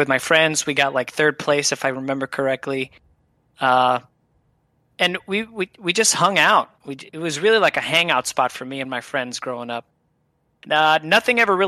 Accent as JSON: {"language": "English", "town": "Dorado", "country": "Puerto Rico", "tie": "born or raised there", "said": "I grew up in Puerto Rico"}